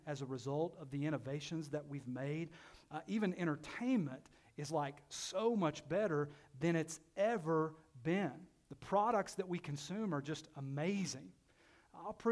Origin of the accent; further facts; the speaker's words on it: Knoxville, Tennessee, United States; I grew up in Knoxville in the inner city